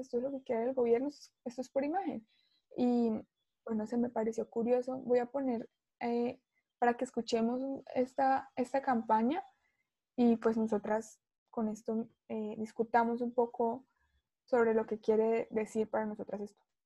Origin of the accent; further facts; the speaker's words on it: Colombia; uno como, como ciudadano, como colombiano